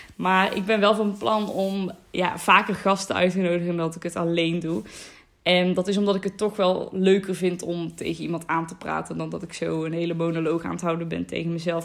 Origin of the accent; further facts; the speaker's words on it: North Brabant, Netherlands; 19 jaar en ik kom uit Noord-Brabant